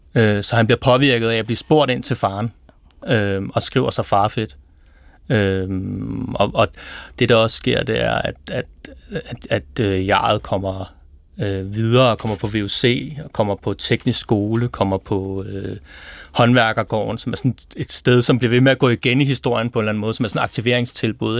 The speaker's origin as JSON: {"language": "Danish", "town": "Præstø", "region": "Zealand", "country": "Denmark", "accent": "South Zealand", "said": "i Præstø, hvor jeg kommer fra"}